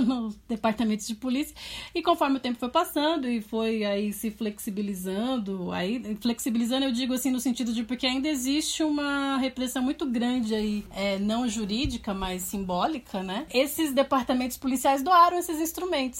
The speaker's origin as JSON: {"language": "Portuguese", "region": "São Paulo", "country": "Brazil", "said": "Eu era é de São Miguel Paulista, sou de São Miguel Paulista."}